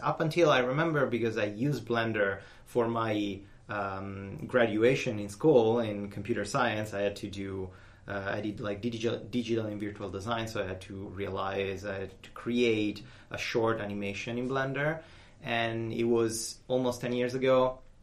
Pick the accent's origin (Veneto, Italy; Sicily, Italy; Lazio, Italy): Lazio, Italy; Rome; I'm Italian. I'm from Italy